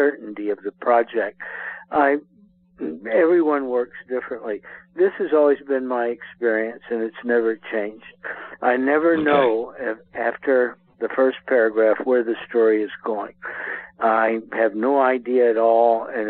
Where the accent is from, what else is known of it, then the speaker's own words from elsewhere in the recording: New Iberia, Louisiana, United States; my hometown, New Iberia, Louisiana